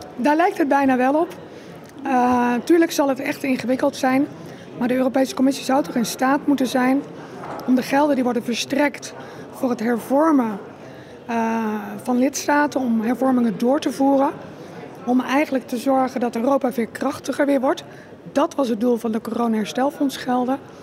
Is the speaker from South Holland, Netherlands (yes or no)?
yes; Rotterdam, South Holland, Netherlands; Ik kom uit Rotterdam